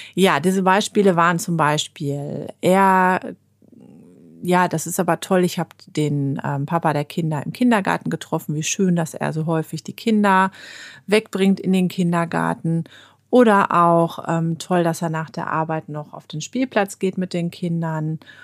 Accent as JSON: {"language": "German", "country": "Germany", "said": "bei uns in Deutschland"}